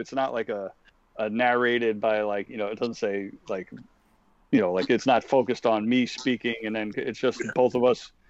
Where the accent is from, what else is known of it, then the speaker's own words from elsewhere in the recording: New York City, New York, United States; me and Pete growing up in Queens.